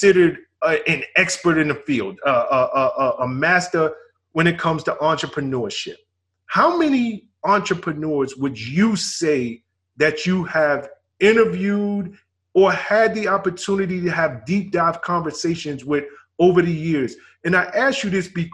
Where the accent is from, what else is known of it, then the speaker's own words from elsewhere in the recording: New York City, New York, United States; growing up in the South Bronx